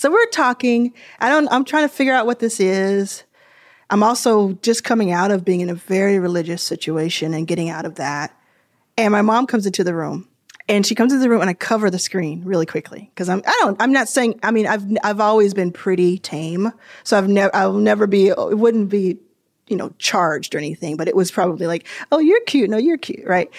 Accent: Dallas, Texas, United States; also born or lived in Jackson, Mississippi / Houston, Texas; I think of Dallas as my hometown.

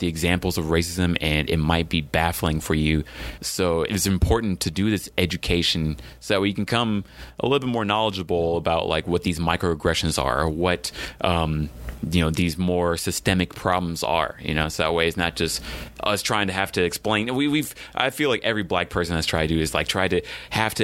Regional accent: Texas, United States; I'm from Texas

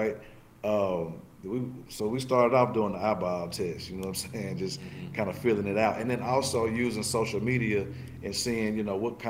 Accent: the South, United States; growing up in the South

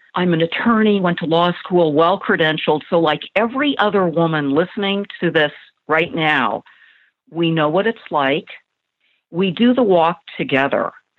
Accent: California, United States; I grew up in Southern California. My dad died of cancer when I was 5 years old.

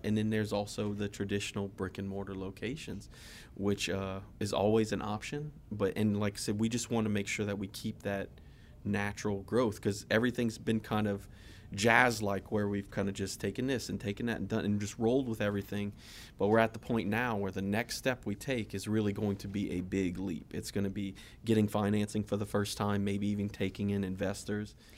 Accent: South Louisiana, United States; growing up in South Louisiana

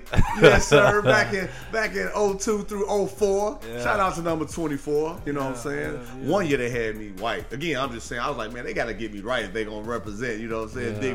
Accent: Gary, Indiana, United States; moved away; I'm born and raised in Gary. You know, hooped in Chicago, man.

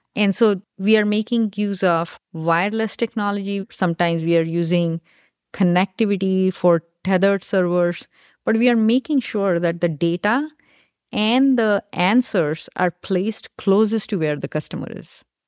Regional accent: India; moved away as an adult; now in United States; I grew up in India and did my undergrad in India, and then I came here to do my graduate school

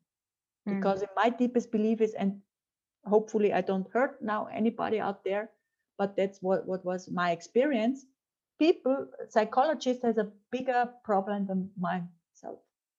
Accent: Austria; English is a second language; moved away as an adult; also born or lived in France; I'm from Austria and I'm a woman

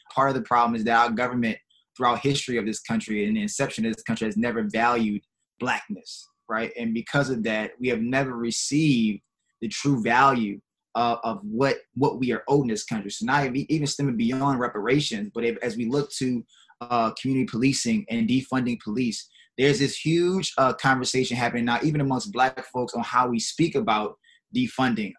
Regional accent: New Orleans, Louisiana, United States; growing up in New Orleans

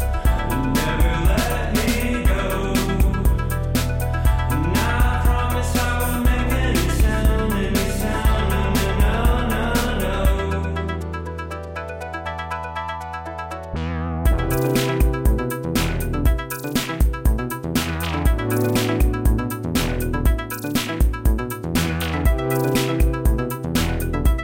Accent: London, United Kingdom; I worked in a record shop called Loppy Lugs in Edgware, where I grew up in North London.

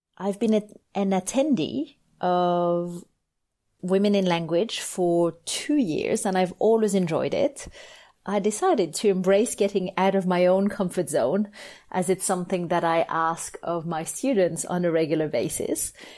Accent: France; now in Australia; I was born in France and I was brought up bilingual.

